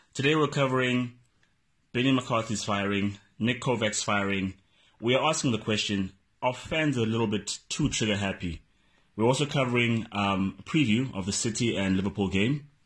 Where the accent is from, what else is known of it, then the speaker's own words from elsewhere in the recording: South Africa; as a South African